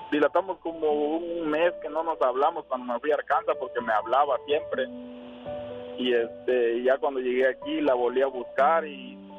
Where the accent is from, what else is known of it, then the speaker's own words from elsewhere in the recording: Tabasco, Mexico; now in United States; De Tabasco.